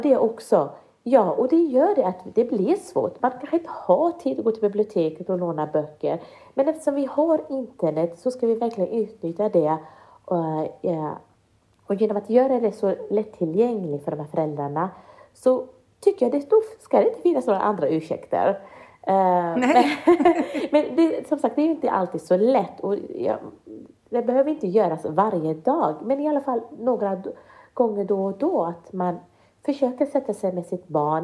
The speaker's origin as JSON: {"language": "Swedish", "country": "Sweden", "tie": "born or raised there", "said": "jag är inte född i Sverige utan jag kom hit när jag var fem år gammal"}